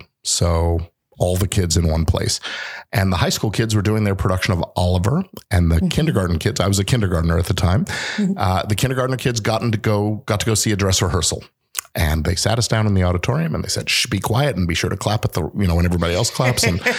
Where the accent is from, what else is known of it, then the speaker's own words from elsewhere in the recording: England, United Kingdom; born there; Because I was born in England, I've gone back there a few times.